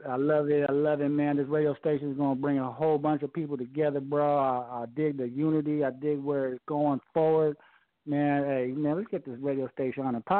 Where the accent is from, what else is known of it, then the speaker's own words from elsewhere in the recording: San Diego, California, United States; now in Las Vegas, United States; I'm from San Diego. I'm living out here in Las Vegas